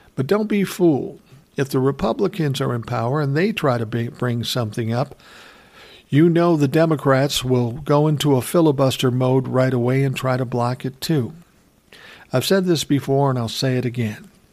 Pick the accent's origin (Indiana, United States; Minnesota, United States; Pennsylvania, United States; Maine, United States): Minnesota, United States; my home state, Minnesota